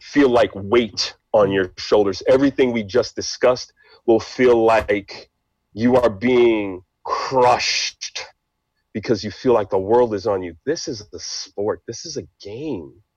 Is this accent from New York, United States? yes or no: yes; New York City, New York, United States; English is a second language; also born or lived in Haiti; I'm American, of course, born and raised in New York City